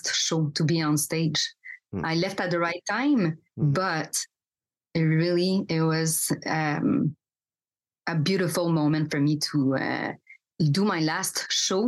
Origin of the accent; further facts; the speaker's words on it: Quebec, Canada; I grew up in Quebec